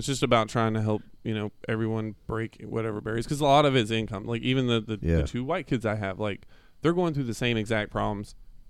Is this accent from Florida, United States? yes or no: yes; Palatka, Florida, United States; now in Gainesville, United States; I was actually born and raised in Palatka, which is like 45 minutes away.